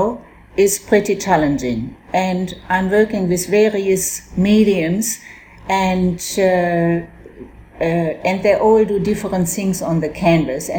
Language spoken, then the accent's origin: English; Germany; now in Australia; I was born in Germany and I came to Australia in 1960